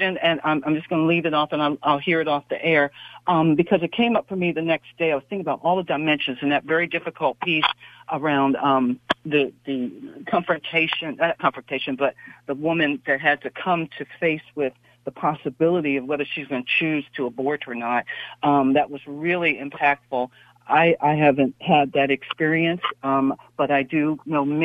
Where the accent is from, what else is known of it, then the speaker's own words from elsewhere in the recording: East Coast, United States; now in Silicon Valley, United States; I'm from the East Coast